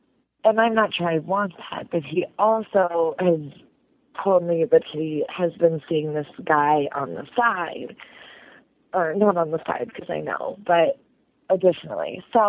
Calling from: Chicago, Illinois, United States; I'm calling from Chicago. I'm a 24-year-old straight female

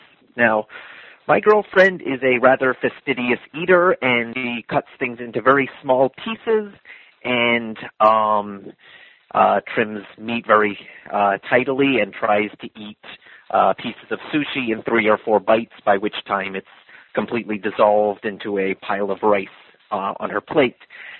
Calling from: California, United States; I'm calling you from California

